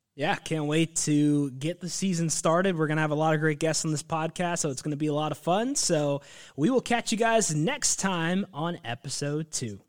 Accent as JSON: {"language": "English", "region": "Northern Virginia", "country": "United States", "tie": "born or raised there", "said": "I was born and raised in Northern Virginia. I've lived there my entire life"}